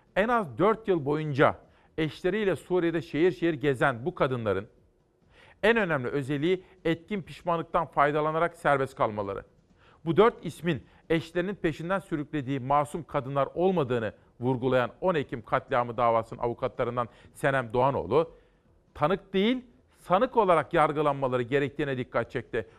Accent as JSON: {"language": "Turkish", "town": "Simav", "region": "Kütahya", "country": "Turkey", "tie": "born or raised there", "moved": "yes", "said": "ben çocukken Kütahya Simav'da biz de annemle akşam saatlerinde giderdik pazara"}